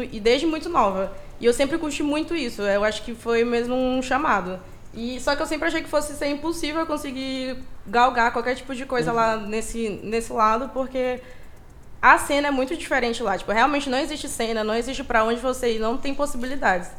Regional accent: Maranhão, Brazil; moved away; eu sou do Maranhão

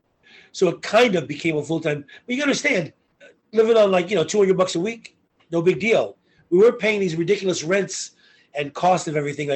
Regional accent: Long Island, New York City, United States; moved away as an adult; also born or lived in Florida; now in Los Angeles, United States; the New York City kid in me

